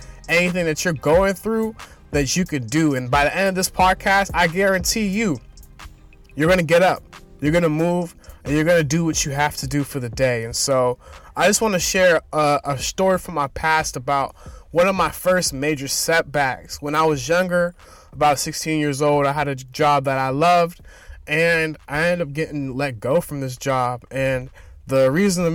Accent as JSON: {"language": "English", "town": "Boston", "region": "Massachusetts", "country": "United States", "said": "I'm from Boston, Massachusetts"}